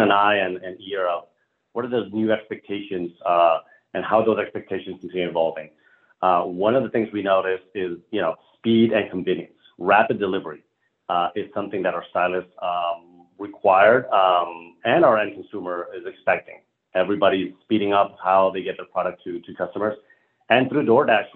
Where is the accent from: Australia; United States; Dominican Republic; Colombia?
Colombia; moved away; I'm originally from Colombia, South America